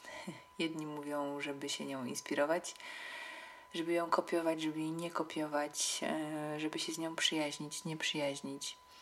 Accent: Katowice, Silesian Voivodeship, Poland; w Katowicach, których się wychowałam

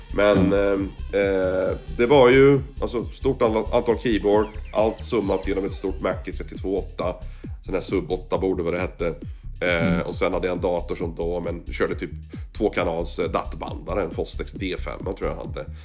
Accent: Sweden; moved away; also born or lived in Kuala Lumpur, Malaysia; när jag var hemma i Sverige

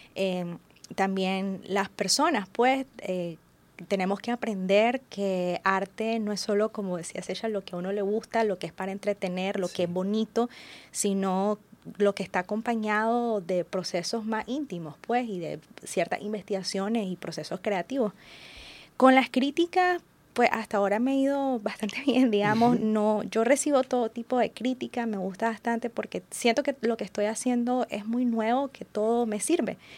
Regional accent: Nicaragua; nuestra idiosincrasia como nicaragüenses

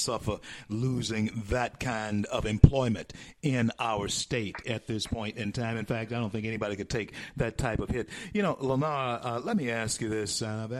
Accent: DeSoto Parish, Louisiana, United States; also born or lived in Opelousas / Lake Charles; I'm from DeSoto Parish where the Haynesville Shale is.

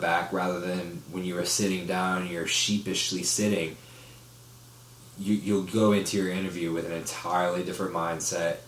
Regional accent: Orlando, Florida, United States; moved away; I'm from Orlando

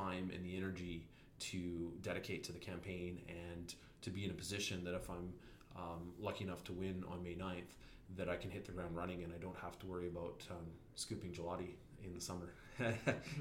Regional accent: Invermere, British Columbia, Canada; also born or lived in Kamloops; I was born in Invermere and grew up in Invermere and spent most of my life there.

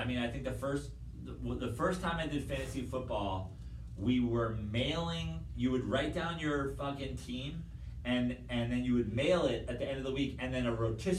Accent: Westchester, New York, United States; also born or lived in Manhattan, New York; now in Venice Beach, United States; I was born in the city. I grew up in Westchester, just north of the city.

